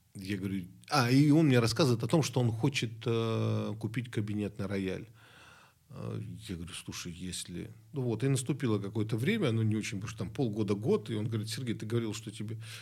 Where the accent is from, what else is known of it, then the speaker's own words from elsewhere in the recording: Rostov-on-Don, Rostov Oblast, Russia; moved away; Я из Ростова-на-Дону